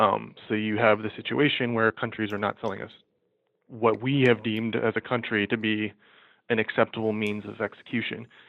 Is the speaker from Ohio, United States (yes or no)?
yes; Ohio, United States; now in New York, United States; I'm from Ohio